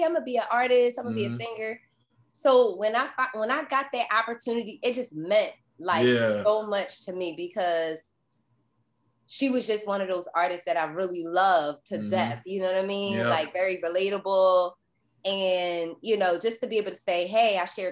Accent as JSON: {"language": "English", "town": "Philadelphia", "region": "Pennsylvania", "country": "United States", "said": "I'm from Philly"}